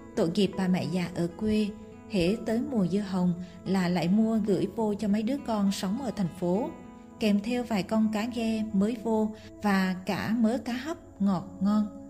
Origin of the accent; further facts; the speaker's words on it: Bình Định, Vietnam; Ở Bình Định quê tôi